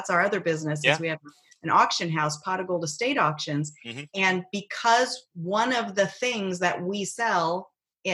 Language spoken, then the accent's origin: English; Arizona, United States; I'm from Arizona